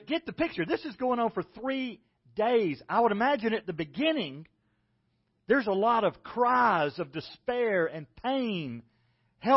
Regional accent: South Carolina, United States; moved away; I don't have an accent. I'm from South Carolina. This is the way people talk.

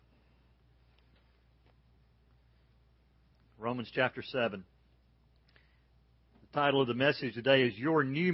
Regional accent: Georgia, United States; I'm from Georgia.

